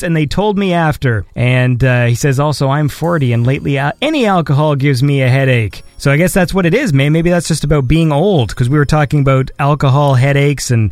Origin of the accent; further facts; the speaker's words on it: Canada; I'm Canadian